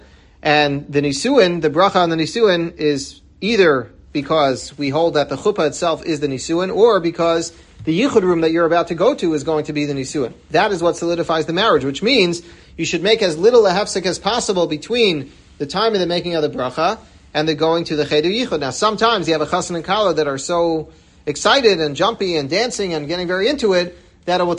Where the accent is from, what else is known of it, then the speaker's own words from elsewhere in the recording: New York City, New York, United States; I grew up in Washington Heights, and in Breuer's, I remember every Shabbos as a kid